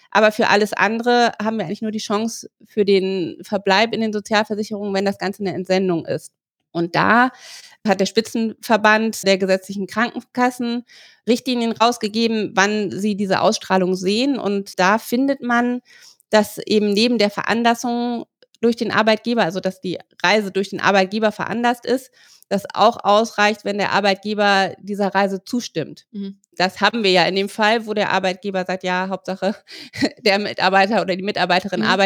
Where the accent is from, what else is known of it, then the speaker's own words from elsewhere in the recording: Bavaria, Germany; wenn ich als Bayer an einem katholischen Feiertag mich im no deutschen